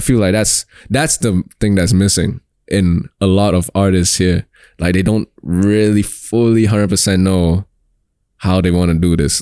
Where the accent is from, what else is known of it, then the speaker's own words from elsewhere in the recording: Singapore; I'm Singaporean